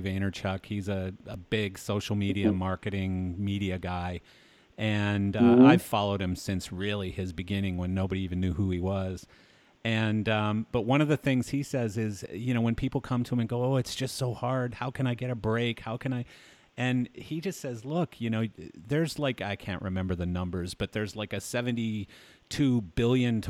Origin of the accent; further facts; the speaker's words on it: Delia, Alberta, Canada; also born or lived in Hanna, Alberta / Calgary, Alberta; I grew up in a little town nobody's ever heard of called Delia, Alberta. And the only reason I was born in Hanna, Alberta